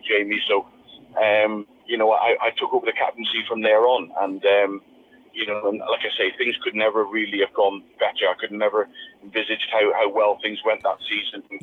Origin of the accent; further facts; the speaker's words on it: Plymouth, South West England, United Kingdom; Plymouth, which was my hometown club and the club I supported